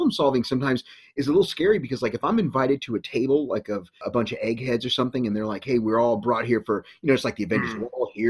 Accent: Texas, United States; I'm from Texas.

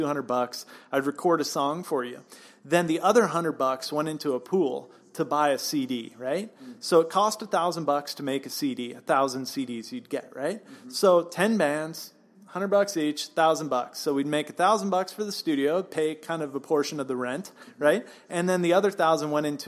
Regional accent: just outside of San Francisco, California, United States; also born or lived in Lake Tahoe / Huntington Beach, California / Long Beach, California / Hollywood, California; they had me just outside of San Francisco, and that's where I was born. And I kind of grew up there for quite a while. Moved around a bit, moved up to Lake Tahoe

